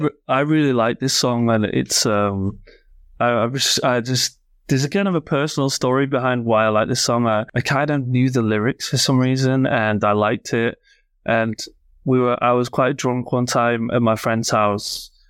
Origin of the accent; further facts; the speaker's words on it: Yorkshire and the Humber, United Kingdom; I'm from Yorkshire